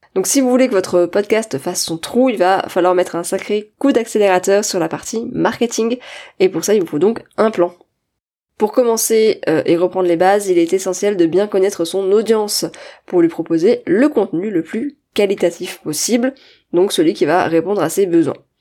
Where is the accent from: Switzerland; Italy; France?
France; accent: French; avec mon super accent français